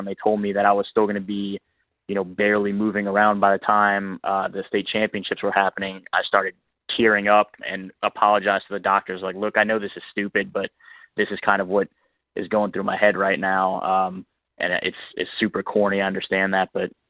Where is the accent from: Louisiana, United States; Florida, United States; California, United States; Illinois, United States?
Louisiana, United States; New Orleans; also born or lived in Baton Rouge, Louisiana; I grew up in New Orleans. I didn't leave the city until Katrina forced me up to Baton Rouge, and had always, I didn't want to leave New Orleans.